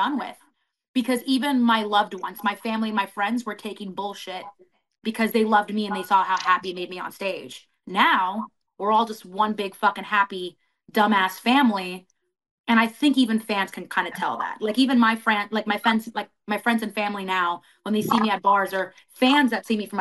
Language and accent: English; Florida, United States; I'm from Florida